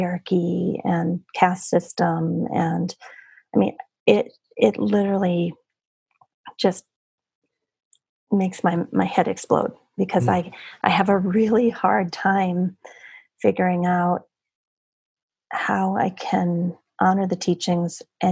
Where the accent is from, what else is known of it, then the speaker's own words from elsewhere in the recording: United States; if we stay in our bubble in the United States